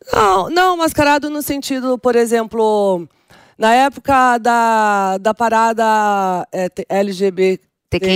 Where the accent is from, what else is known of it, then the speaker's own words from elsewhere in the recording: São Paulo, Brazil; first language Portuguese; also born or lived in Milan; Eu sou da periferia de São Paulo, Jardim Selma